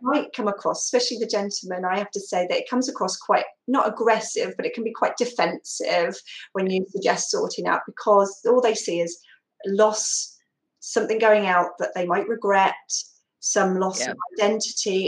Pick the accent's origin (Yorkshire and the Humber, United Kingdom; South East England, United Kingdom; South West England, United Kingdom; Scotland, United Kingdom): South West England, United Kingdom; Somerset; now in Exmouth, United Kingdom; I'm from Somerset